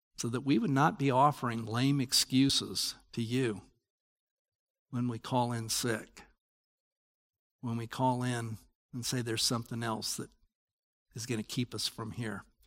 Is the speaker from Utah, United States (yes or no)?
yes; Salt Lake City, Utah, United States; I grew up in Salt Lake.